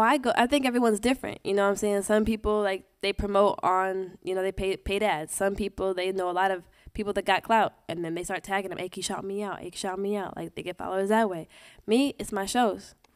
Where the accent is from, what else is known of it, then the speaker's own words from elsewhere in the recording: Portland, Oregon, United States; moved away as an adult; also born or lived in Los Angeles; now in New York, United States; I came from Portland